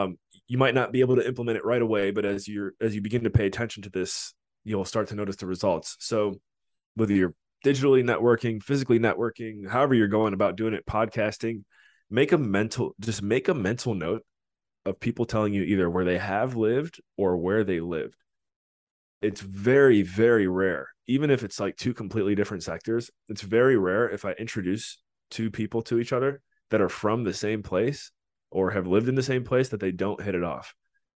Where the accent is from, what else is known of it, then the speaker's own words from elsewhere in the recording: Cleveland, Ohio, United States; also born or lived in Washington, D.C.; I'm from Cleveland